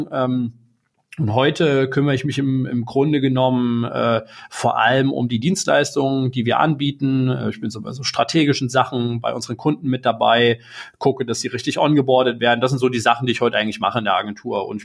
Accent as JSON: {"language": "German", "town": "Erfurt", "region": "Thuringia", "country": "Germany", "tie": "born or raised there", "moved": "as an adult", "said": "ich bin irgendwann mal in Erfurt geboren, äh, 1987, bin da aufgewachsen, habe da irgendwann mein Abitur gemacht."}